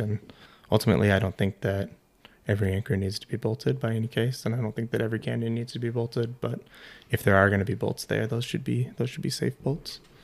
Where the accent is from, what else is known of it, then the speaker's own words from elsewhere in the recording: Iowa, United States; moved away as an adult; also born or lived in Colorado; I grew up in Iowa, so middle of the country, flatland